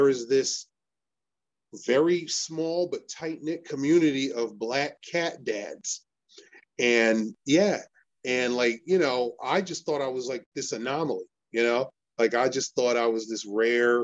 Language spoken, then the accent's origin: English; Elizabeth, New Jersey, United States; also born or lived in Irvington, New Jersey / Manalapan, New Jersey; I am from Elizabeth, New Jersey, born and raised